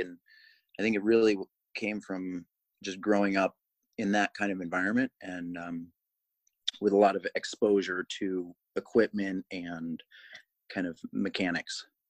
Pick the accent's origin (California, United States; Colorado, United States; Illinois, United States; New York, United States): Colorado, United States; I grew up in Colorado.